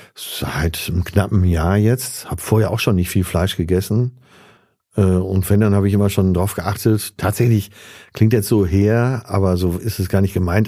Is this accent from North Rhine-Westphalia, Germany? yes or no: yes; Münster, North Rhine-Westphalia, Germany; also born or lived in Essen; 27. September in Essen geboren, dann aber relativ schnell weggezogen äh, ins Münsterland nach Münster da aufgewachsen